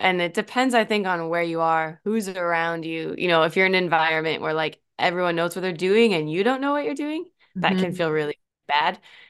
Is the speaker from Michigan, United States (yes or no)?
no; Normal, Illinois, United States; now in Auckland, New Zealand; I'm from a small town called Normal, Illinois.